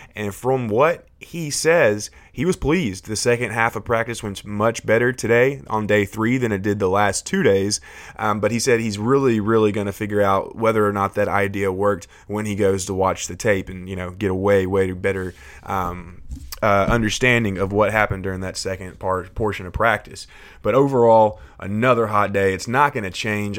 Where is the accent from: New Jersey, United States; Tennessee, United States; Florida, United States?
Tennessee, United States; Nashville; I'm from Nashville, Tennessee